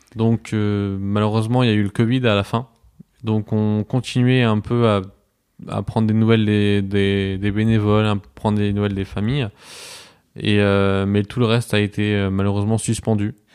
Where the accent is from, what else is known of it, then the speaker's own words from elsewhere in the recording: Strasbourg, Grand Est, France; moved away as an adult; now in Poitiers, France; je viens de Strasbourg. Je suis arrivé à Poitiers il y a, il y a trois ans maintenant.